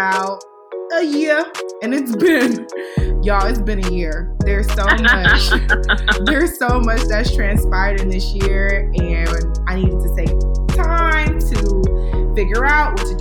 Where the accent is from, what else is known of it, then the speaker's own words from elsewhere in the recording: Cleveland, Ohio, United States; moved away; we grew up in Cleveland together. We went to the infamous Euclid High